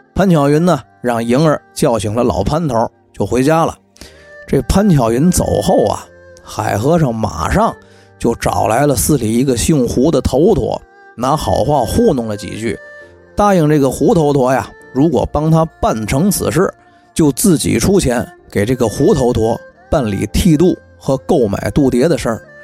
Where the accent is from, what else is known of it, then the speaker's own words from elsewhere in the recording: Tianjin, China; accent: Tianjin dialect; 用我们天津话说